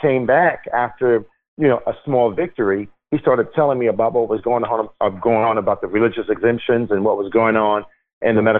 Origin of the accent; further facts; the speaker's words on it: Newark, New Jersey, United States; I grew up in Newark, New Jersey